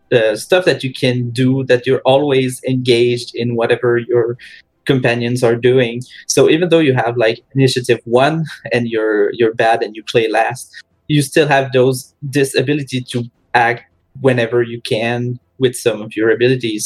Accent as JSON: {"language": "English", "region": "Quebec", "country": "Canada", "said": "most of us are from Quebec"}